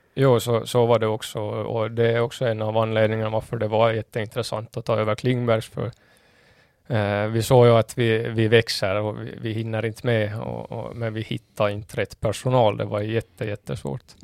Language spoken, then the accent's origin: Swedish; Kimito, Southwest Finland, Finland; moved away as an adult; now in Åland, Finland; min hemort Kimito